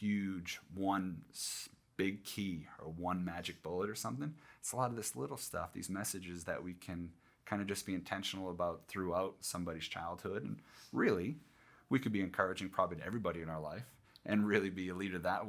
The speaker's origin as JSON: {"language": "English", "region": "Northeast", "country": "United States", "tie": "born or raised there", "moved": "yes", "said": "I grew up in the Northeast and hockey was a big thing"}